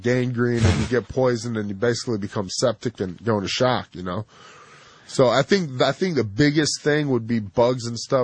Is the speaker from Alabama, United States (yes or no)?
no; Georgia, United States; now in Las Vegas, United States; I'm from Georgia